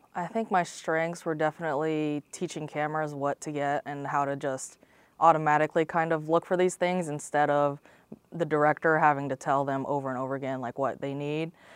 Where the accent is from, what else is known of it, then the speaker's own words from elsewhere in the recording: Lakeland, Florida, United States; I'm from Lakeland, Florida, Central Florida, right between, uh, Tampa and Orlando on I four.